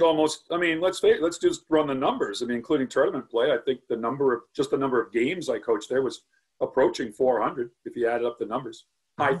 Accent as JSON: {"language": "English", "town": "North Attleboro", "region": "Massachusetts", "country": "United States", "tie": "born or raised there", "lives_now": "Medway, United States", "said": "moved from, from North Attleboro, which is my hometown, to, to Medway"}